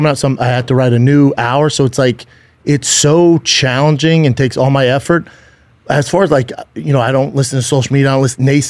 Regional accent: Aurora, Colorado, United States

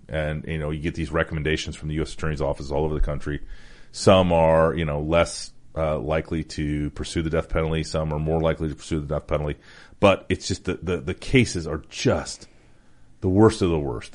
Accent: Iowa, United States; the state of Iowa, my, my home state

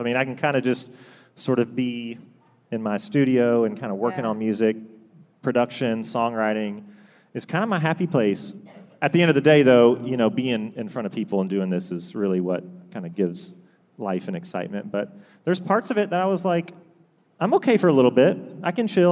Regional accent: Augusta, Georgia, United States; also born or lived in Chapel Hill, North Carolina; born and raised basically in Augusta, Georgia.

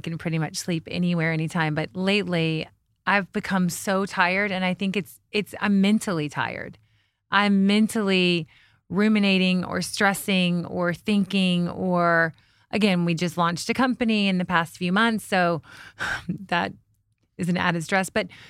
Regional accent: the South, United States; Like I'm from the South.

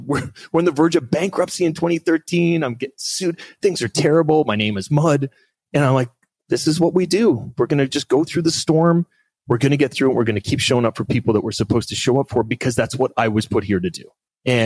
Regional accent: Canada; also born or lived in Australia; now in Vancouver, Canada; as a Canadian

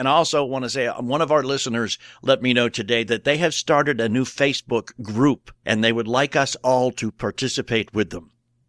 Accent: New England, United States; I grew up in New England, man. There was a Dunkin' Donuts like every 57 feet. And then I moved south and it was Krispy Kreme land.

